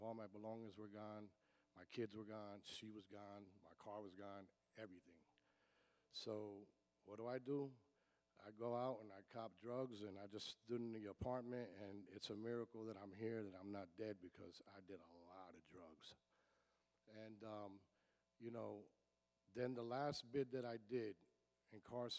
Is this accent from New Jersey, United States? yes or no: yes; Paterson, New Jersey, United States; I was born and raised in Paterson, New Jersey